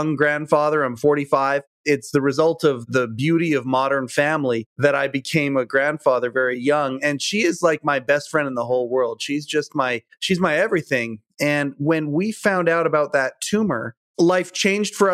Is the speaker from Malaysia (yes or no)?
no; Western Canada, Canada; I'm from Western Canada.